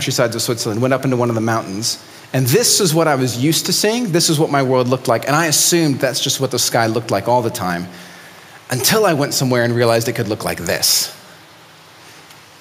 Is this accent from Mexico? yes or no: yes; Mexico City, Mexico; moved away; I grew up in Mexico City